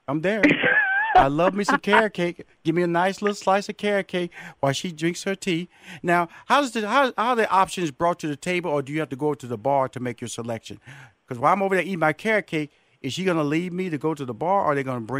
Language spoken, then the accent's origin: English; Houston, Texas, United States